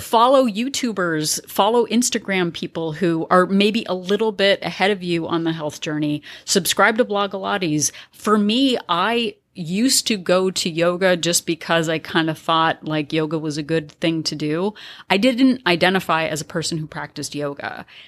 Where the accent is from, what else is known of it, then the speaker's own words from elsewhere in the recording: California, United States; I identify as a Californian